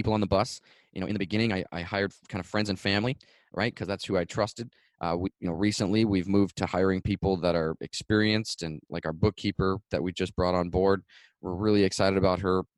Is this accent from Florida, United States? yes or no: yes; Florida, United States; I'm from Florida